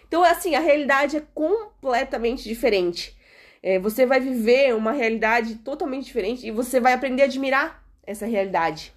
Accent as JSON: {"language": "Portuguese", "country": "Brazil", "moved": "as an adult", "lives_now": "Portugal", "said": "nós, que somos brasileiros"}